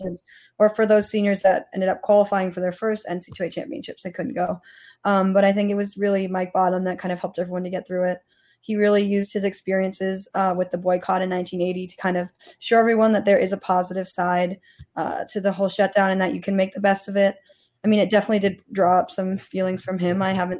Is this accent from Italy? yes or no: no; Canada; moved away as an adult; now in Ann Arbor, United States; I'm from Canada, I only live like a 3-hour drive from Ann Arbor